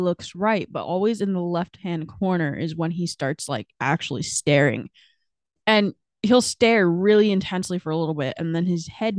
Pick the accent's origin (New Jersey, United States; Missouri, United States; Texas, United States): New Jersey, United States; And we are from New Jersey.